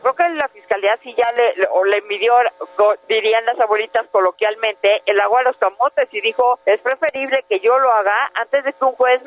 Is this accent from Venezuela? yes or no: no; Mexico; me siento como mexicana contenta.